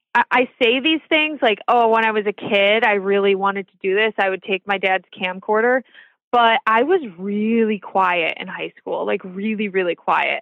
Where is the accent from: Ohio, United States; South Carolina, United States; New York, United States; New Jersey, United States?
New York, United States; Orchard Park; also born or lived in Ithaca, New York / Boise, Idaho; I grew up kind of in the outskirts of Orchard Park near Boston area